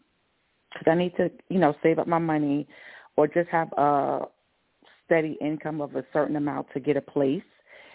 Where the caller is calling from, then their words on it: Georgia, United States; Hi, this is …. I'm in Georgia.